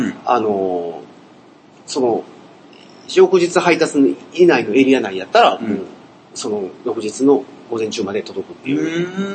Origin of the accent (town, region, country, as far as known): Hyogo, Japan; born or raised there